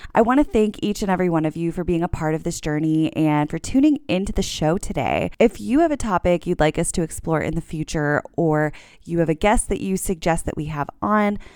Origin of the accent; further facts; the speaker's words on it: South Florida, United States; growing up in South Florida, you learn Spanish